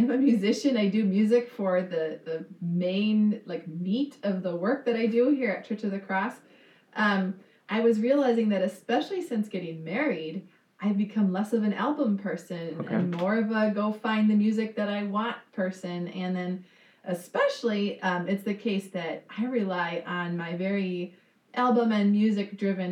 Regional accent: southern Minnesota, United States; moved away as an adult; also born or lived in New England; I grew up in southern Minnesota.

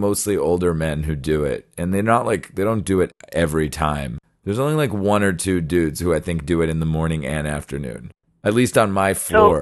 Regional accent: New York, United States; now in Japan; I also talk really fast as a New Yorker

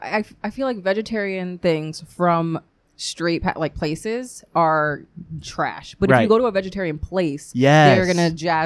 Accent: New York City, New York, United States

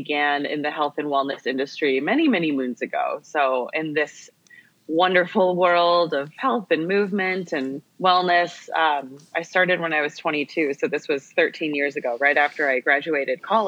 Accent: California, United States; I grew up in California, and growing up as an Asian American female in a predominantly white city

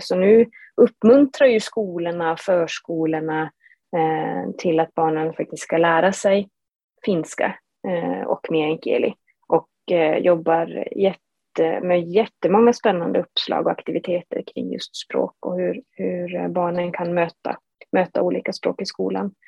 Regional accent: Matkakoski, Norrbotten County, Sweden; also born or lived in Haparanda; jag som är född och uppvuxen i Matkakoski som ligger då fyra mil norr om Haparanda

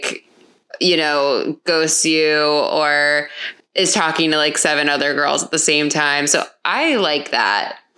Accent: Hollywood, Florida, United States; moved away as an adult; also born or lived in New York City; I grew up in a beach town and there wasn't a whole lot going on. What town? Hollywood, Florida.

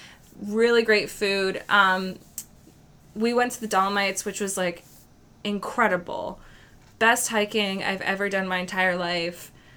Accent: Lancaster, Pennsylvania, United States; we were from Lancaster, Pennsylvania.

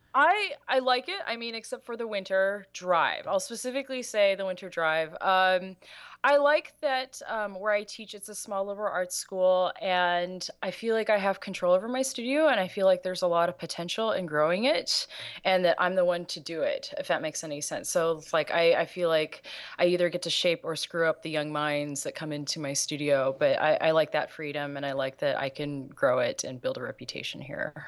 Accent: Los Angeles, California, United States; being from L

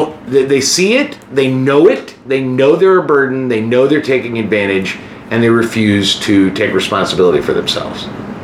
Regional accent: United States; moved away as an adult; also born or lived in Kansas / Arkansas / Chicago; I'm from Kansas and Arkansas. I've never been in the city.

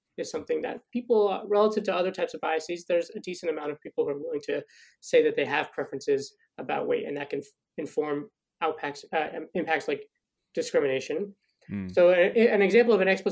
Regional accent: Denver, Colorado, United States; moved away as an adult; also born or lived in North Carolina / Virginia; now in Montreal, Canada; I'm from Denver, Colorado

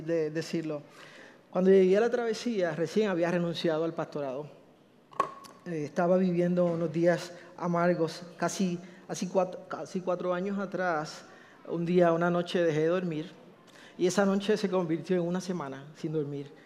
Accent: Puerto Rico; yo soy boricua

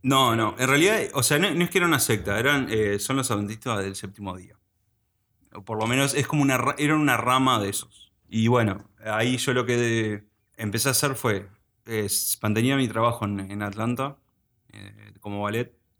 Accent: Uruguay; also born or lived in United States; Decidieron volver a, o sea, venir a Uruguay y quedarse a vivir acá. Y bueno, básicamente me formé acá

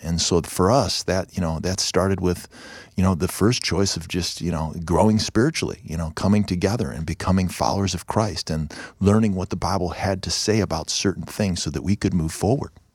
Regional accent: Ohio, United States; moved away; also born or lived in Chicago; we're from Ohio

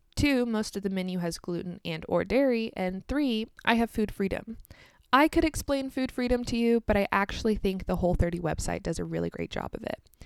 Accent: United States; also born or lived in Kansas; I'm American, live in the state of Kansas in the United States

